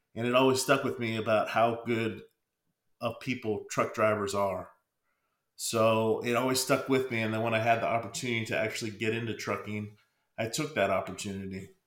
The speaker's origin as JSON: {"language": "English", "region": "Pennsylvania", "country": "United States", "moved": "yes", "said": "I'm originally from Pennsylvania"}